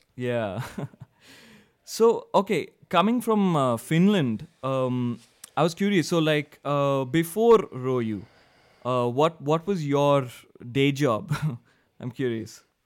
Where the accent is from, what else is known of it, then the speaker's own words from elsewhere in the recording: India; I'm from India